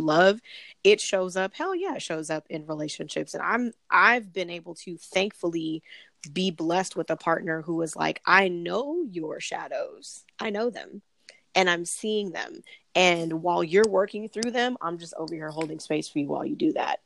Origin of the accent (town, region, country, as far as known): Los Angeles, California, United States